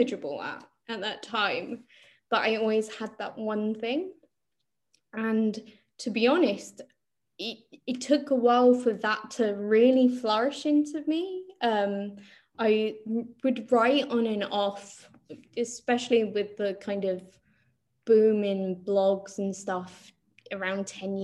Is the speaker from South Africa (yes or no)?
no; London, United Kingdom; we're also from Northwest London